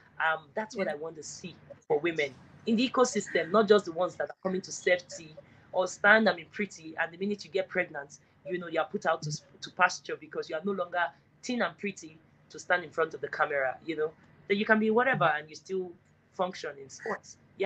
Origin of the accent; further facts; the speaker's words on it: Delta, Nigeria; I was in my home state of Delta State that day.